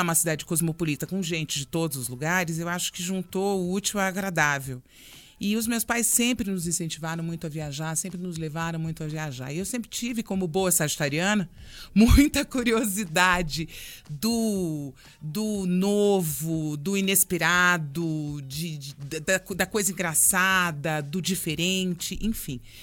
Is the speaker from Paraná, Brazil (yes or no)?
yes; Londrina, Paraná, Brazil; also born or lived in Brasília; now in Curitiba, Brazil; Eu sou de Londrina e morei muitos anos em Brasília